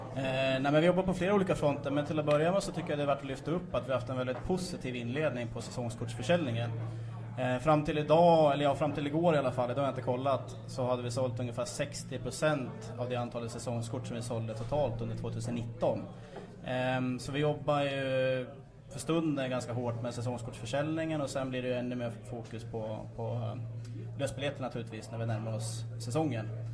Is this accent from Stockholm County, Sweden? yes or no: no; Gävle, Gävleborg County, Sweden; Jag själv är uppväxt i Gifland, jag kommer från Sörby